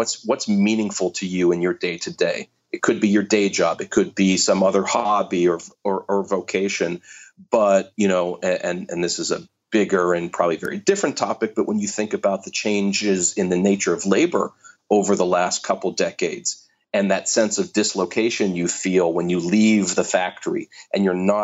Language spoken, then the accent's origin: English; Pittsburgh, Pennsylvania, United States; I grew up in Pittsburgh